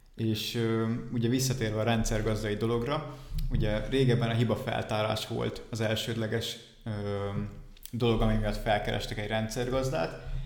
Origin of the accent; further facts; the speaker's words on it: Balatonfüred, Veszprém County, Hungary; moved away as an adult; now in Dunajská Streda, Slovakia; Igazából én Balatonfüredről származom.